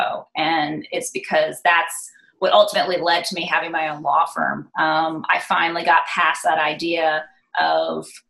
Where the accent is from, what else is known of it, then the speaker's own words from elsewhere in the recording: Atlanta, Georgia, United States; I'm an only child born and raised in Atlanta.